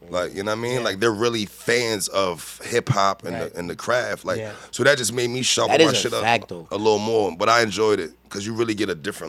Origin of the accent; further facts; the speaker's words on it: New York City, New York, United States; I'm from Harlem.